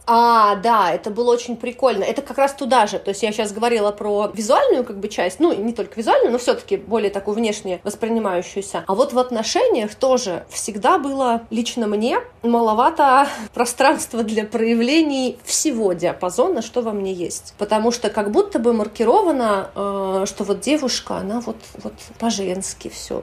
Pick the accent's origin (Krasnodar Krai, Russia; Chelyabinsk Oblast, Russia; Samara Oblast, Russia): Samara Oblast, Russia; Samara; moved away as an adult; also born or lived in Moldova / Moscow, Russia; now in Saint Petersburg, Russia; Это Самара. Я выросла в Самаре